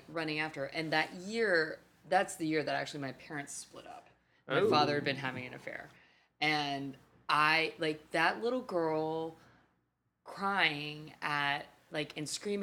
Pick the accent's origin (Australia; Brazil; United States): United States; Texas; I'm from Texas.